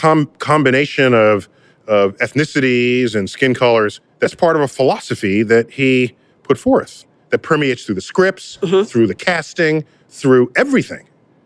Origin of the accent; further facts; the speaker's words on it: New York City, New York, United States; I'm from the Bronx.